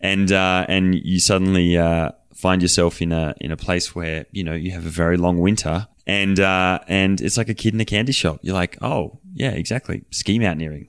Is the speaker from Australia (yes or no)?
yes; Australia; moved away; also born or lived in Colorado; I'm Aussie